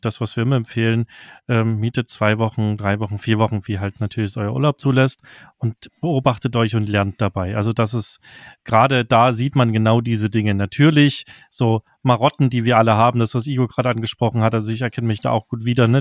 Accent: Saxony, Germany

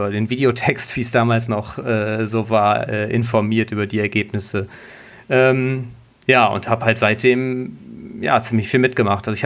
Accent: Osnabrück, Lower Saxony, Germany; geboren und äh, aufgewachsen in Osnabrück und ähm, ja, wohne jetzt im Speckgürtel, sozusagen im Landkreis Osnabrück im wunderbaren Rulle

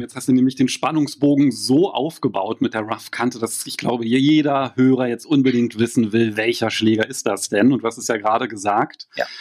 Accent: Berlin, Germany; als Berliner

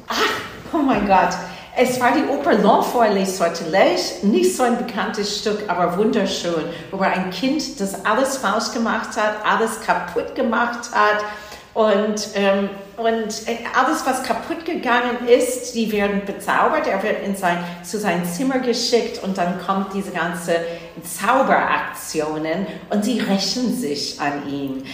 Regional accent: New Jersey, United States; German is a second language; moved away as an adult; also born or lived in Boston, Massachusetts / Hamburg; now in Hanover, Germany; Ich bin zwar in Boston, Massachusetts geboren, aber in New Jersey aufgewachsen, in der Nähe von New York City

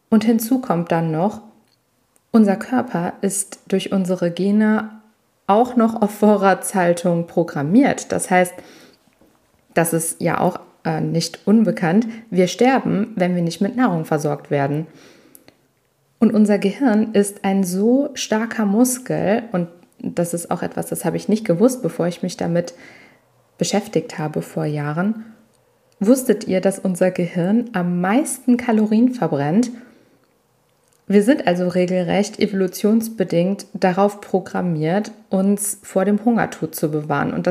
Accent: Italy; Ich bin Italienerin ähm, ursprünglich und äh, für uns spielt Essen eine riesige Rolle und ich bin regelrecht so aufgewachsen und so erzogen worden.

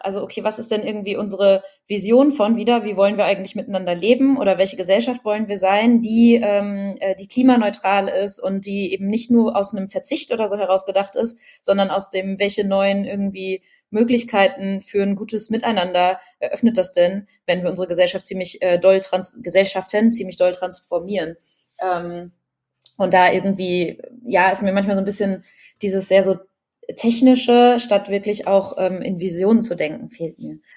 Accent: Berlin, Germany; ich bin ja Berlinerin

